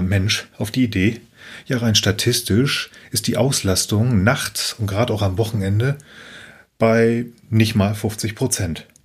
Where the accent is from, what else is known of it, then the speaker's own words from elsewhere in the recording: Buxtehude, Lower Saxony, Germany; in meinem Heimatort. Ich komme aus einem Kaff, das heißt Buxtehude